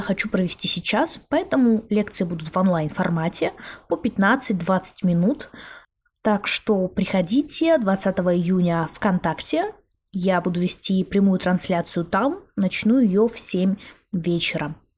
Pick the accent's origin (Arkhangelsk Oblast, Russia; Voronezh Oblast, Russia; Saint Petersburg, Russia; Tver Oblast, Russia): Arkhangelsk Oblast, Russia; Arkhangelsk; в моем родном городе Архангельске